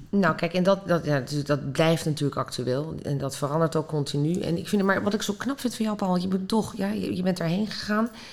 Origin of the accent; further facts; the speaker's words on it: Netherlands; wij zijn als Nederlanders